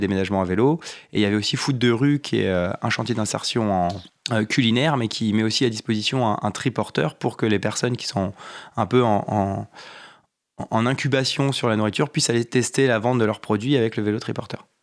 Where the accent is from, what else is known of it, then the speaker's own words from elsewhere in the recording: Val-d'Oise, Île-de-France, France; also born or lived in Compiègne / Saint-Étienne; now in Paris, France; j'ai grandi dans le petite ville du, Val d'Oise et après je fais mes études à Compiègne